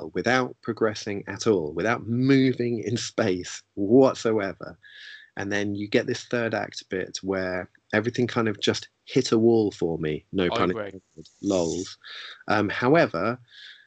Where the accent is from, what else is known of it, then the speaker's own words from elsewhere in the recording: London, United Kingdom; as someone who grew up in London